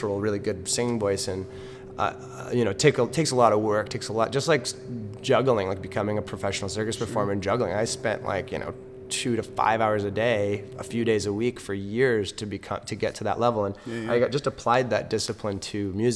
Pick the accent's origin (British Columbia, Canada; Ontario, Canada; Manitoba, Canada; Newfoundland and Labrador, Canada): British Columbia, Canada; Vancouver; I was born in Vancouver.